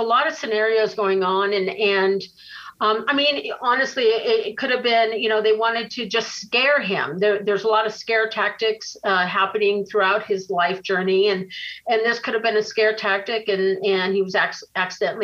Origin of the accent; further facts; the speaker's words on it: Los Angeles, California, United States; I was raised here in Hollywood